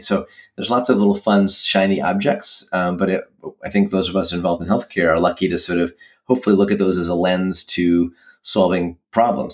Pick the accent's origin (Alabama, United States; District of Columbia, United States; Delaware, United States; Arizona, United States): District of Columbia, United States; Washington; moved away as an adult; also born or lived in Providence, Rhode Island / Stanford, California; I grew up in the Washington, D.C. area